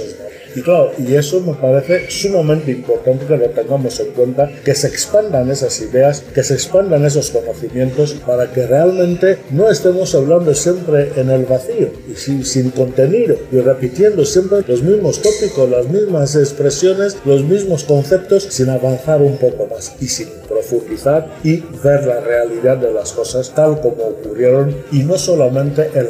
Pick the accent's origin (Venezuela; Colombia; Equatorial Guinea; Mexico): Equatorial Guinea; Siendo guineano, evidentemente tengo mucho más interés, mucha más razón para proponer ese diálogo, ese intercambio.